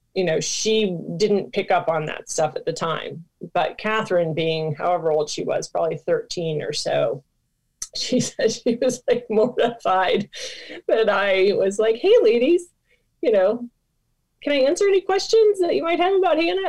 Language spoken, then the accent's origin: English; Michigan, United States; moved away; I'm from Michigan originally